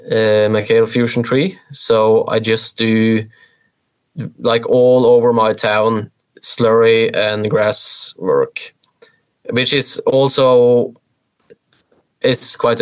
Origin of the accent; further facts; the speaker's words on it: Norway; born or raised there; moved away as an adult; now in New Zealand